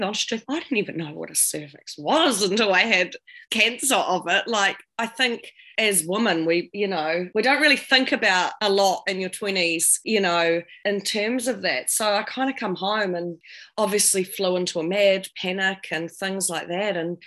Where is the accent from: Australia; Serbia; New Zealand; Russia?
New Zealand; accent: down south voice; also born or lived in London; I come from New Zealand, as you can probably tell from my down south voice right now